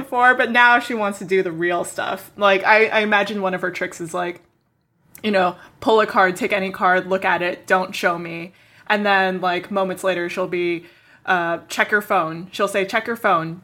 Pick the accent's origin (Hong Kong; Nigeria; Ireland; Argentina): Hong Kong; moved away; also born or lived in Canada / New York; we grew up together in Hong Kong, and then, uh, I moved to Canada